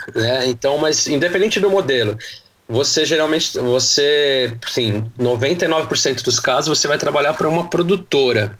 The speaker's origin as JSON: {"language": "Portuguese", "town": "Santo André", "region": "São Paulo", "country": "Brazil", "moved": "yes", "lives_now": "São Paulo, Brazil", "said": "Eu sou de Santo André, hoje eu moro em São Paulo."}